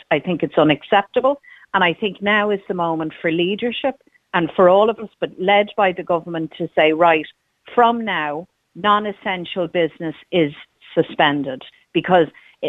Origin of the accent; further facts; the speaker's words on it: Ireland; we're Irish